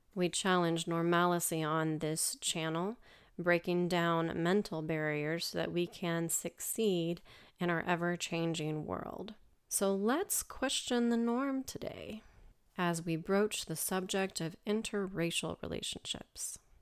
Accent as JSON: {"language": "English", "country": "United States", "said": "I'm from America"}